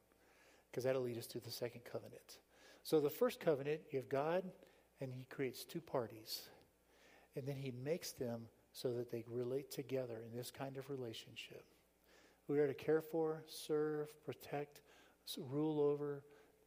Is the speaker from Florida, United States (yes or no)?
yes; South Florida, United States; moved away; I grew up in South Florida.